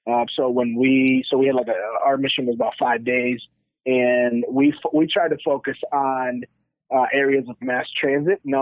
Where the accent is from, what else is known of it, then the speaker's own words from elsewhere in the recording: New York, United States; I'm from New York